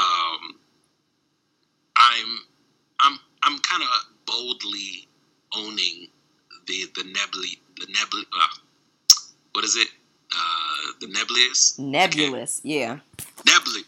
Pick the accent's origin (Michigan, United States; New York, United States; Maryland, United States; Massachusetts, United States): Maryland, United States; Baltimore; also born or lived in Washington, D.C.; now in Midwest, United States; growing up in Baltimore and D.C.